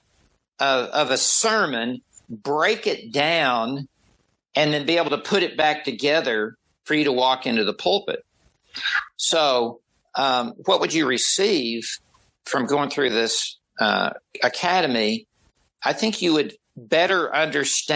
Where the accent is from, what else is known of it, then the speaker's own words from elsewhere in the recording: the South of the United States, United States; I grew up in the South of the United States. I have a different accent.